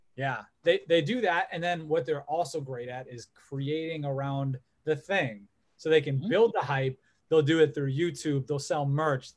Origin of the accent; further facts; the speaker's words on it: Olmsted Falls, Ohio, United States; who are from our hometown